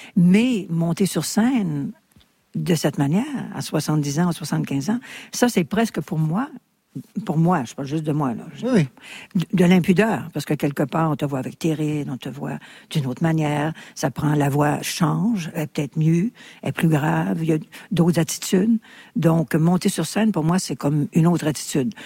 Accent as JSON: {"language": "French", "region": "Quebec", "country": "Canada"}